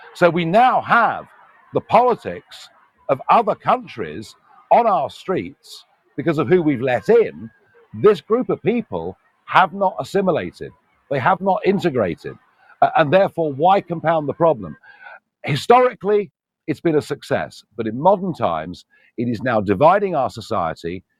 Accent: United Kingdom

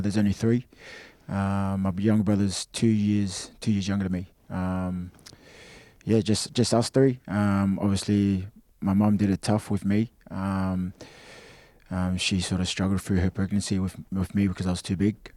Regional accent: Australia; moved away; I felt more like an Australian as a kid, um, because that's where I grew up

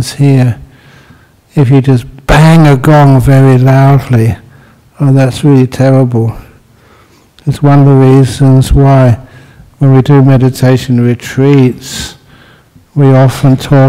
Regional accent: London, United Kingdom; I was born in London

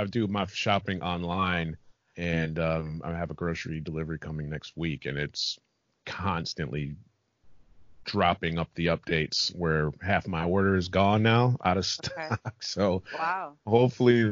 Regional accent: United States; moved away; I'm American

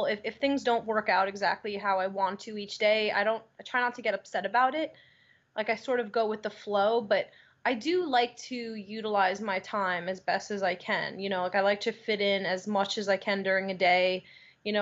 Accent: Long Island, New York, United States; moved away as an adult; now in Los Angeles, United States; I grew up on Long Island, and it was a really good place to grow up

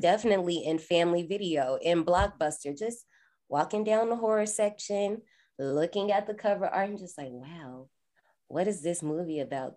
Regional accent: Indiana, United States; I'm from Indiana.

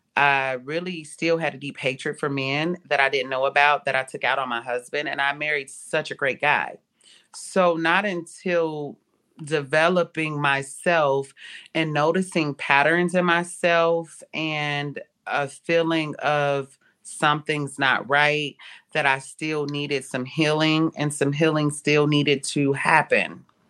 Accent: Cincinnati, Ohio, United States; I was born in Cincinnati, Ohio.

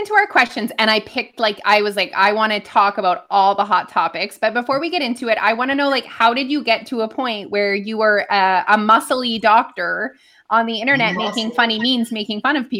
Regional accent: Canada; we're Canadian.

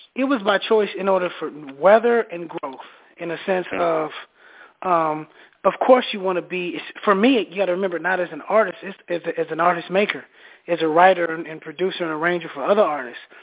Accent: Minneapolis, Minnesota, United States; now in Atlanta, United States; I'm from Minneapolis

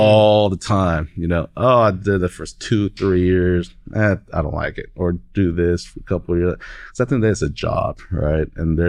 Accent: Seattle, Washington, United States; now in Oklahoma, United States; I'm from Seattle. I mean, we got hills everywhere, mountains everywhere.

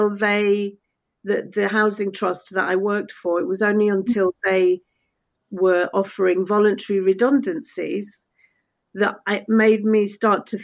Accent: United Kingdom; first language Spanish; English is a second language; I was actually born in the UK

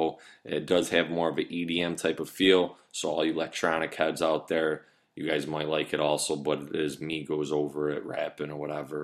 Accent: United States; we are American

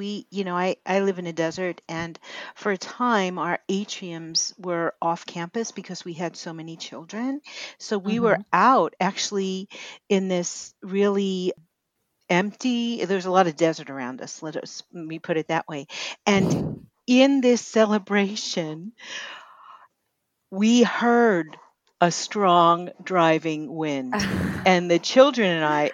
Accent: New York City, New York, United States; moved away; also born or lived in the desert; I live out here in the desert, and I grew up in Brooklyn

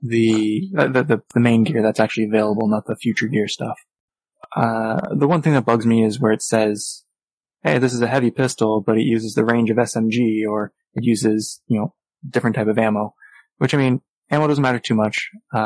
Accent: Canada; as a Canadian

